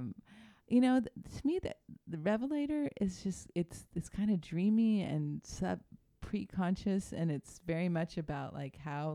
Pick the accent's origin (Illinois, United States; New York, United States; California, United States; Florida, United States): California, United States; Santa Cruz County; I grew up in Santa Cruz County and I went to UC Santa Cruz.